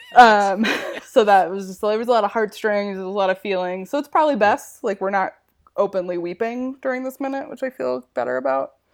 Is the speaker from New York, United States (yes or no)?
no; Wyoming, United States; moved away; I grew up in Wyoming.